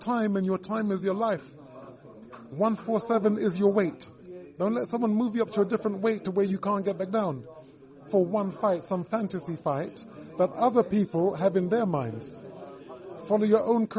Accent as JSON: {"language": "English", "town": "Brighton", "region": "South East England", "country": "United Kingdom", "tie": "born or raised there", "said": "his and my hometown"}